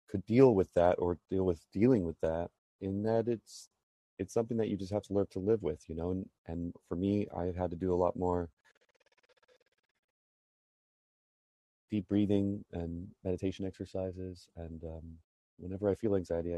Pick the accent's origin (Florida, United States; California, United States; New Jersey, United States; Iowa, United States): Florida, United States; Tampa; also born or lived in Birmingham, Alabama; now in New York, United States; I was born in Birmingham, Alabama. I lived there for just 5 years or so. And then I moved to Tampa, Florida, and I spent a great deal of time there before making my way up to New York